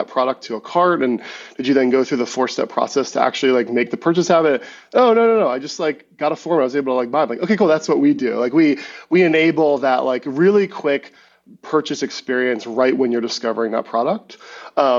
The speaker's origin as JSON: {"language": "English", "country": "United States", "tie": "born or raised there", "also_born_or_lived": "Maryland", "said": "I was born outside Washington, D.C."}